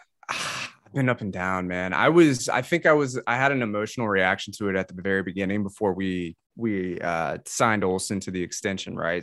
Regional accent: Atlanta, Georgia, United States; in the metro Atlanta area. Um, I grew up, lived in the same house for eighteen years in high school, never moved.

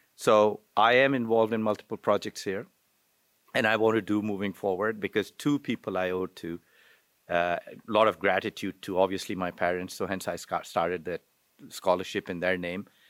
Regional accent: Pakistan; moved away as an adult; also born or lived in Wichita; I'm originally from Pakistan

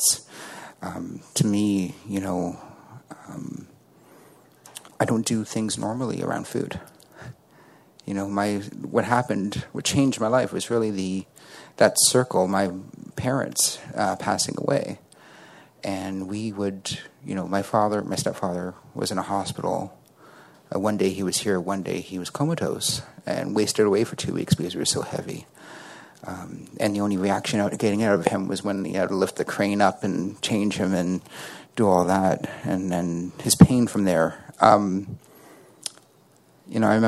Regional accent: Toronto, Ontario, Canada; I'm from Toronto, Canada

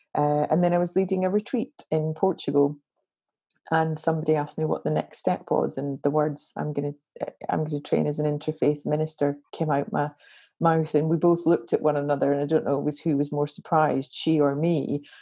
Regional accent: Glasgow, Scotland, United Kingdom; I'm a Glaswegian, grew up in Glasgow

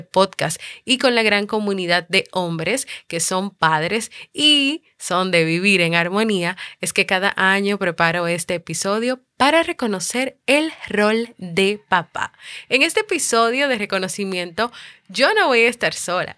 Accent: Dominican Republic; aquí en mi país, República Dominicana

